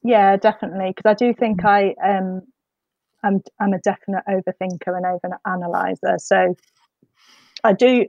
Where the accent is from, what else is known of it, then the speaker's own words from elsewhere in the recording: Midlands, United Kingdom; now in Whitley Bay, United Kingdom; I grew up in the Midlands